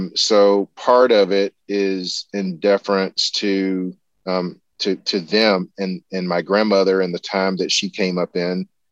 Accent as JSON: {"language": "English", "region": "the American South", "country": "United States", "said": "as a Southerner"}